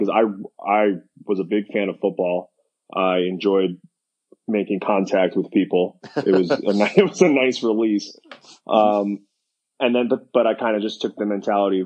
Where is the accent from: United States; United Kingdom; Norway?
United States; New York; moved away as an adult; now in Florida, United States; growing up in New York, we don't have year-round baseball.